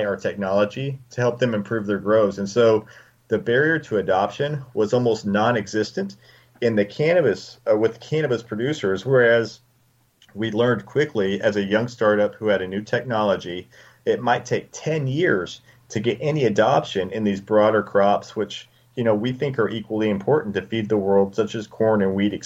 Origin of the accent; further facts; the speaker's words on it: West Texas, United States; now in Colorado, United States; I grew up in West Texas